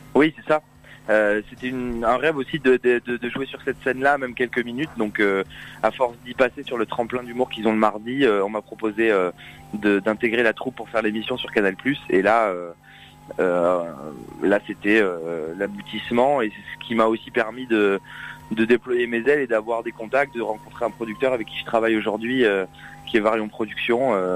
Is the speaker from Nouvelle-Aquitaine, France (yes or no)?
yes; Saint-Émilion, Nouvelle-Aquitaine, France; moved away as an adult; now in Paris, France; je suis originaire du petit village de Saint-Émilion